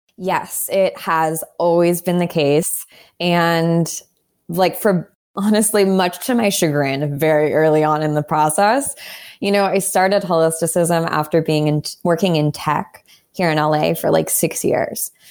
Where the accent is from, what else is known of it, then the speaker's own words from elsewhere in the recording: Southern California, United States; moved away as an adult; also born or lived in New York; I grew up in Southern California. I moved to New York